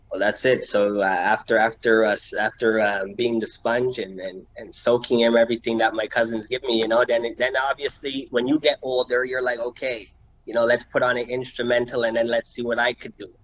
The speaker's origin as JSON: {"language": "English", "town": "Montreal", "region": "Quebec", "country": "Canada", "tie": "born or raised there", "said": "I was born right here in Montreal. You know what I mean? Born and raised, plateau"}